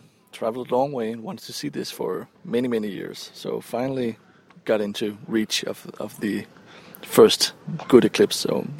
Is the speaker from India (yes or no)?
no; Denmark; English is a second language